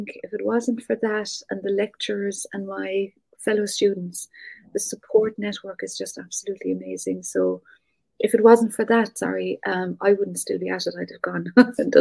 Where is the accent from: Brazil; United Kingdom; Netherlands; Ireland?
Ireland; North Cork, Munster; moved away; I'm from North Cork, very country, very rural.